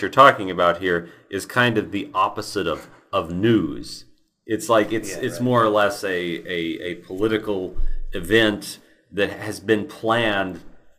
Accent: Kansas, United States; I'll go out and say I'm from Kansas, so I'll support the Chiefs.

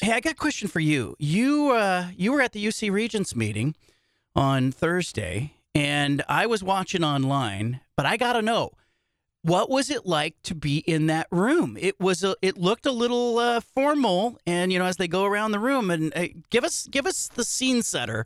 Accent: California, United States; I grew up in California

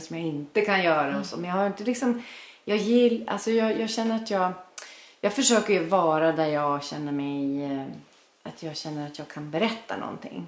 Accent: Sundsvall, Västernorrland County, Sweden; jag kommer från Sundsvall

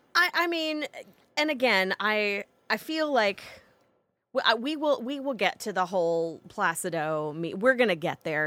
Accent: the South, United States; accent: Southern; moved away; I am back from an extended s, trip to the South, which means my accent is super thick right now

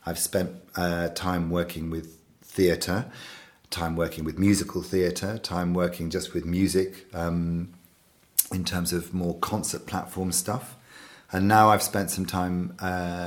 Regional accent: around Bristol, South West England, United Kingdom; also born or lived in Devon / Somerset; Well, I'm from England, and I've spent most of my life in the southwest of England, around Bristol, around that area, and a bit further down into Devon, and then up into Somerset.

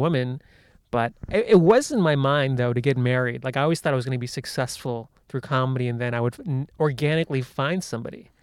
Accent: United States; I grew up in the United States

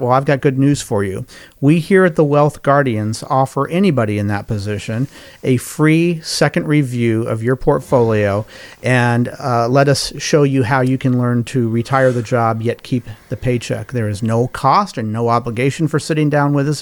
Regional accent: Colorado, United States; moved away as an adult; now in Carolinas, United States; my home state is Colorado. I, uh, have lived in Colorado, uh, in Carolinas now more than I've lived in Colorado, but Colorado's still kind of my home base

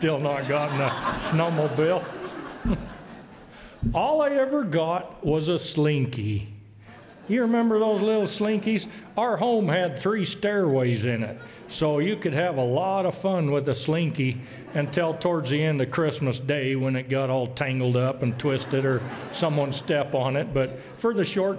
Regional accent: Boise, Idaho, United States; I was born right here in Boise on the North End. I guess that calls me a North Ender.

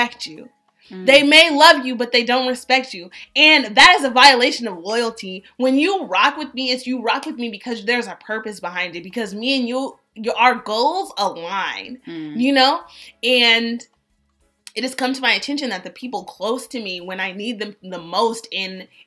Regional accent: Berkeley, California, United States; moved away as an adult; also born or lived in Atlanta; I'm from the Bay, Berkeley

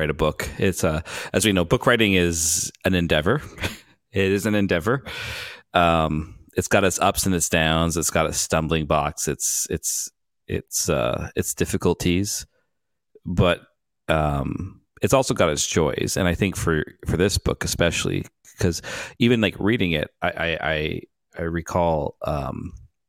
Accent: Vancouver, British Columbia, Canada; I'm from Vancouver

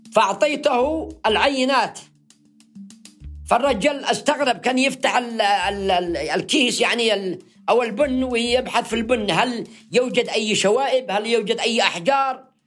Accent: Yemen; بلادنا اليمن

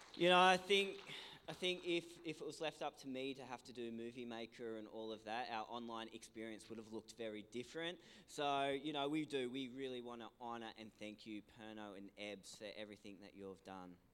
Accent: Ulladulla, New South Wales, Australia; we're originally from Ulladulla. Uh, um, you know, this is my home. This is my hometown

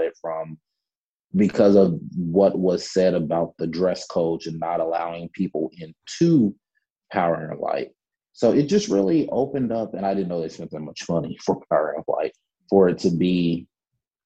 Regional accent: Kansas City, Missouri, United States; I grew up on 59th in Brooklyn, which is, you know, just blocks away from Pacelle, blocks away from Truce

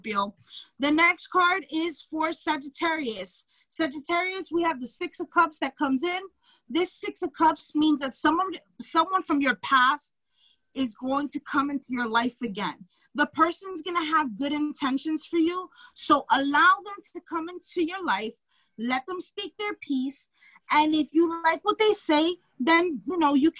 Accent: New York City, New York, United States; I'm from Brooklyn

